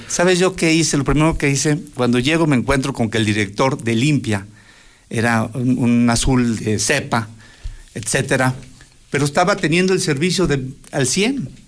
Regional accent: Aguascalientes, Mexico; soy de toda la vida de Aguascalientes

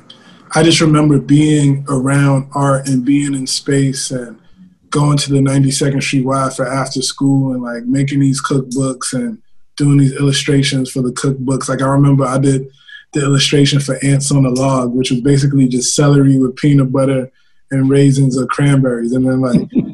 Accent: New York City, New York, United States; also born or lived in Harlem; I'm almost as much from Harlem as I am from the Bronx

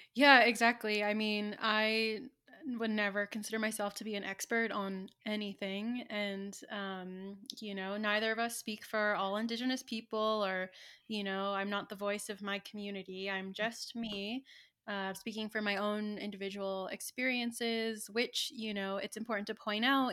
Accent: Santa Ynez, California, United States; born or raised there; moved away as an adult; now in Santa Fe, United States

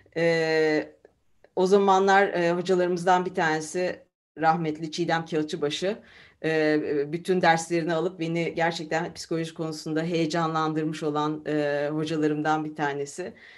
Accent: Istanbul, Turkey; moved away as an adult; also born or lived in Izmir / Germany; now in Leiden, Netherlands; E, İzmir doğumluyum. E, İstanbul'da e, yalnız çocukluğumdan beri İstanbul'da e, büyüdüm

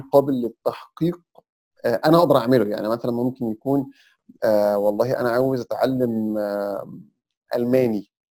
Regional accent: Egypt; احنا كمصريين

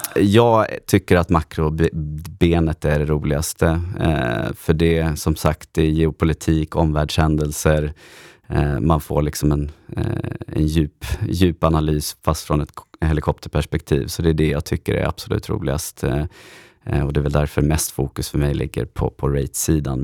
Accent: Stockholm, Stockholm County, Sweden; also born or lived in Örebro; född och uppvuxen här i Stockholm

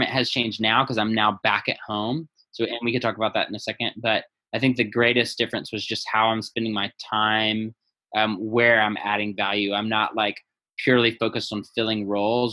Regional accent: the South, United States; moved away as an adult; also born or lived in Los Angeles, California / Northern California; now in San Luis Obispo, United States; I'm from the South, born and raised down there

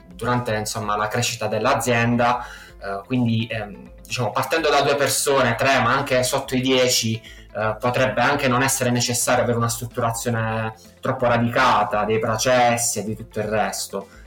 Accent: Matera, Basilicata, Italy; also born or lived in Israel; io sono di Matera, una piccola cittadina del sud Italia.

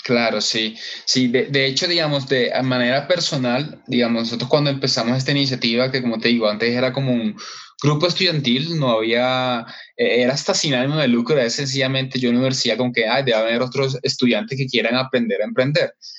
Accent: Barranquilla, Atlántico, Colombia; now in Bogotá, Colombia; yo estoy en Bogotá, soy, aunque soy de Barranquilla, de la costa, pero estoy acá en Bogotá hace como ya 10

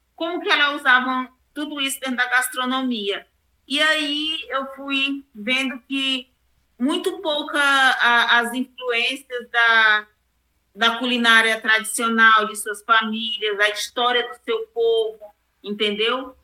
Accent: Porto Franco, Maranhão, Brazil; moved away as an adult; now in Palmas, Brazil; eu sou maranhense, né? Sou do estado do Maranhão, é, de Porto Franco, e moro em Palmas é, tem 29 anos. Eu moro em Palmas, Tocantins, e fui criada é, ali na divisa de Tocantins com Maranhão, na cidade de Aguiar Montes

